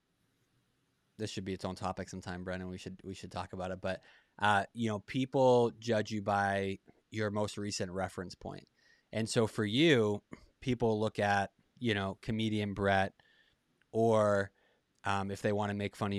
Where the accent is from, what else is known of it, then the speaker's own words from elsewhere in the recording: Boston, Massachusetts, United States; moved away; I'm from Boston originally